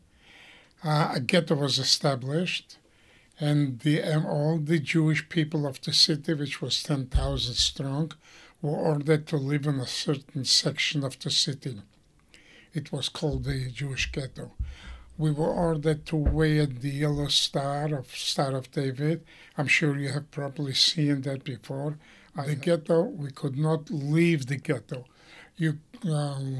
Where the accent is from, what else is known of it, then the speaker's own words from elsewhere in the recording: Płock, Masovian Voivodeship, Poland; moved away as an adult; I was born in Poland in a city called Plock, P-L-O-C-K.